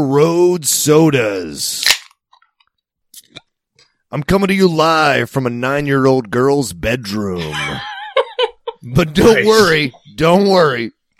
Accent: Maryland, United States; moved away; I'm not from Baltimore.

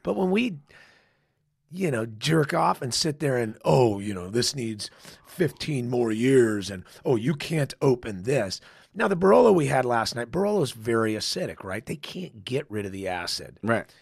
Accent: San Dimas, California, United States; now in Paso Robles, United States; outside of L.A., San Dimas, California. Okay. Little tiny town, lower middle class family

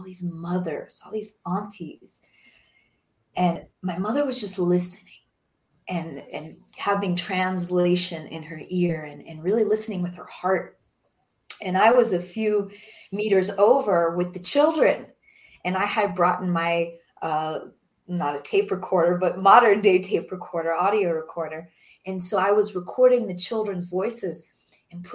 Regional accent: Denver, Colorado, United States; working in my home state in Denver, Colorado

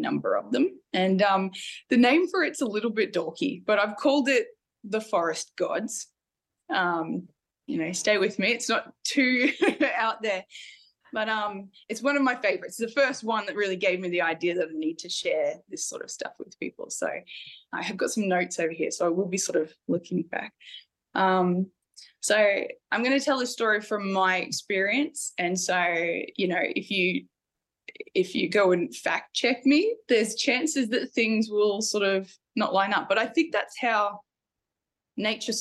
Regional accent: Mackay, Queensland, Australia; So I grew up in central eastern Queensland, in a little town called Mackay, and grew up on a farm

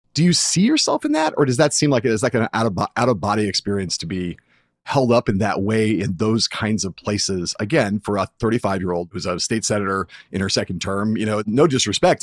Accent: California, United States; also born or lived in Michigan; I grew up in California

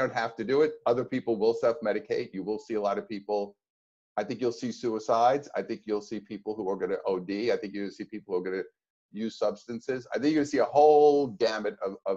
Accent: New York, United States; moved away as an adult; now in California, United States; being a New Yorker, even though now I'm in California, but growing up in New York and living in New York at that time

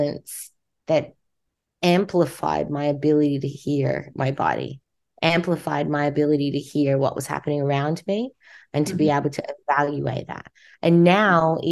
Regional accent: Australia; accent: Australian; moved away as an adult; now in United States; My accent's Australian because I was born in Australia

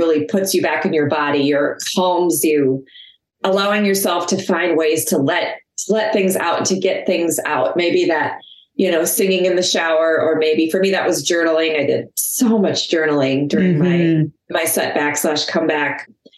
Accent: Minnesota, United States; I'm from Minnesota

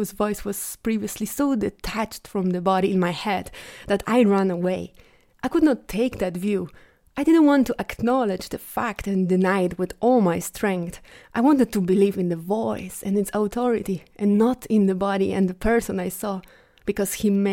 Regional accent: Bielsko-Biała, Silesian Voivodeship, Poland; my hometown, Bielsko-Biała.

